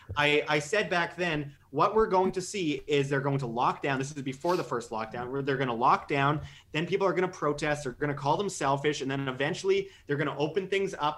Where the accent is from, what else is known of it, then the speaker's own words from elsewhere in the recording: Canada; moved away; I'm, I'm Canadian